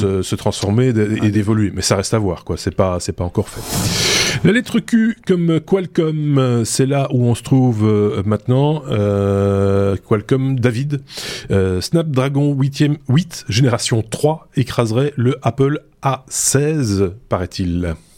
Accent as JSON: {"language": "French", "country": "Belgium", "said": "c'est ce qu'on a appelé chez nous en Belgique l'enseignement rénové"}